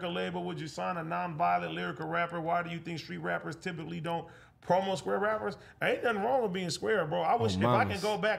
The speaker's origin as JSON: {"language": "English", "region": "California", "country": "United States", "said": "I'm from the Bay"}